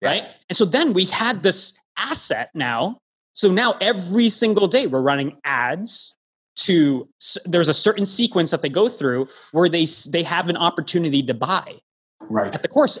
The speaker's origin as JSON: {"language": "English", "town": "Toronto", "region": "Ontario", "country": "Canada", "tie": "born or raised there", "said": "I'm from Toronto, hometown originally."}